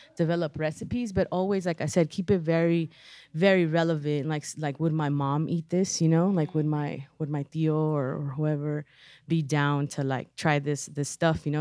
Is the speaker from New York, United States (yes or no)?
no; Los Angeles, California, United States; I'm from Pacoima. I've always lived in Pacoima. Um, we moved there when I was three.